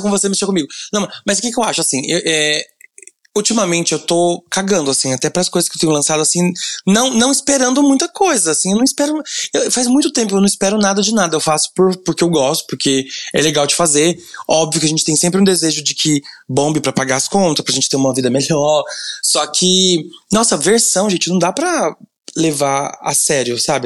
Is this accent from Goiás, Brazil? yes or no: yes; Goiânia, Goiás, Brazil; Eu sou de Goiânia